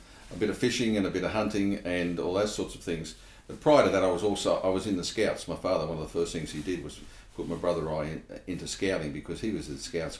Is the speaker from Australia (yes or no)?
yes; Sydney, New South Wales, Australia; I was born in Australia, but I was an urban kid. {S0} Yeah. {S1} In Sydney